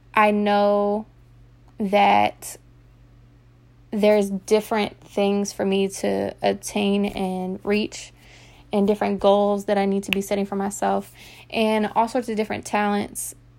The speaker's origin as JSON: {"language": "English", "region": "Virginia", "country": "United States", "tie": "born or raised there", "also_born_or_lived": "Texas", "said": "I'm originally from Texas, um, and I moved here to Virginia when I was young, so I pretty much raised here"}